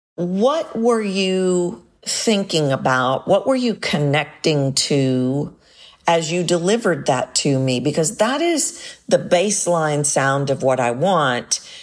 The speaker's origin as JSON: {"language": "English", "country": "United States", "said": "as an American"}